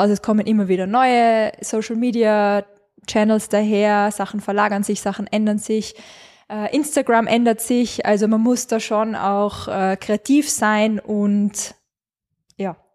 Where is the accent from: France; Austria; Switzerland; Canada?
Austria; Carinthia; now in Salzburg, Austria; Ähm, ich komme ursprünglich aus Kärnten, man hört es nur mehr manchmal, zum Glück.